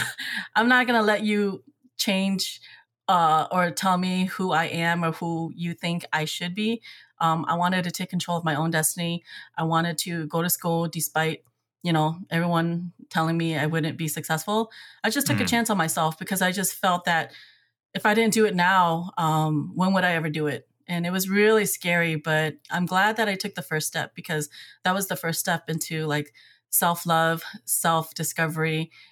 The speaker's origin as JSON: {"language": "English", "town": "Eau Claire", "region": "Wisconsin", "country": "United States", "tie": "born or raised there", "said": "the racism that I felt like growing up in Eau Claire, the injustices, there was really no protection."}